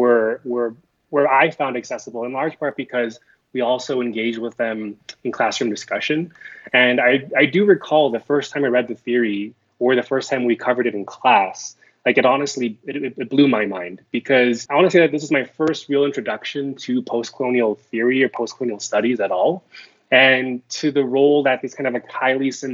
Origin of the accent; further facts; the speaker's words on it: United States; I'm Korean American, second generation, an individual of Korean descent.